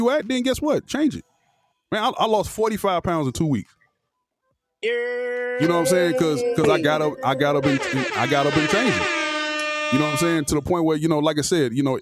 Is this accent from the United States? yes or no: yes; Florida, United States; moved away as an adult; now in Atlanta, United States; I'm from Florida